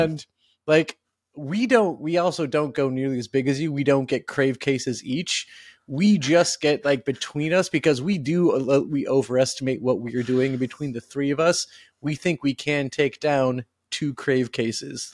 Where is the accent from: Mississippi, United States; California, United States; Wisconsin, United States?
Wisconsin, United States; growing up in Wisconsin